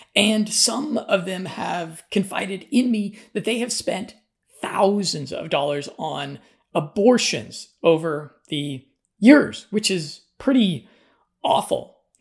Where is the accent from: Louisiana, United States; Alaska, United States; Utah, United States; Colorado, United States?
Colorado, United States; I'm from Colorado